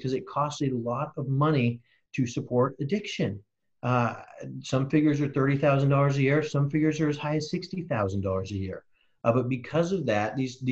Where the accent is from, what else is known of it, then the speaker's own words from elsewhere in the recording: Seattle, Washington, United States; I grew up in Magnolia, so I claim Seattle as my home